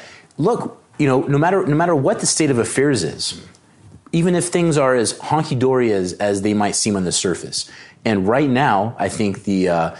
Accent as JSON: {"language": "English", "town": "Los Angeles", "region": "California", "country": "United States", "tie": "born or raised there", "said": "I was born in 1980 in the San Fernando Valley of Los Angeles, which at that time was, a more prestigious area of L.A. My father, he's Iranian."}